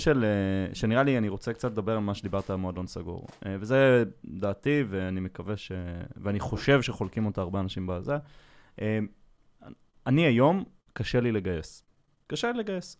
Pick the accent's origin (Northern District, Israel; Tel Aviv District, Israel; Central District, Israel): Northern District, Israel; Safed; moved away; אני במקור מצפת